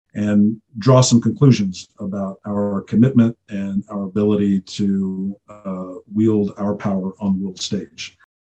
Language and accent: English; United States; also born or lived in Russia / Eastern Europe; we grew up in the United States